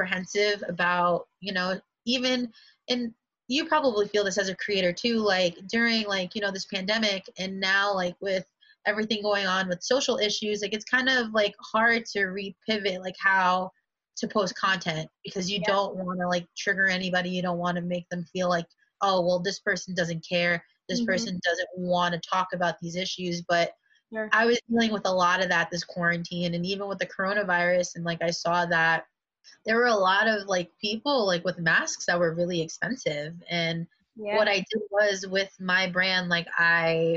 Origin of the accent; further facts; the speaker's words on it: New York City, New York, United States; also born or lived in Westchester County, New York; I'm from the Bronx originally